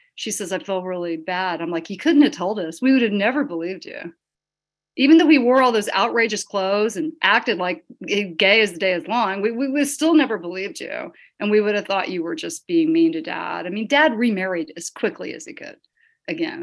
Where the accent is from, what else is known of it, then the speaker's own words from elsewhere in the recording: the Bible Belt, United States; I grew up in the Bible Belt